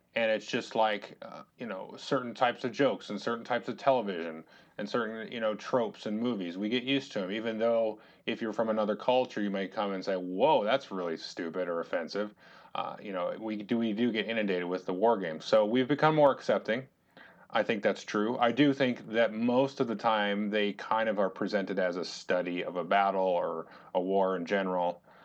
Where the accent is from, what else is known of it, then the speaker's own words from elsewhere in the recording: United States; we are American citizens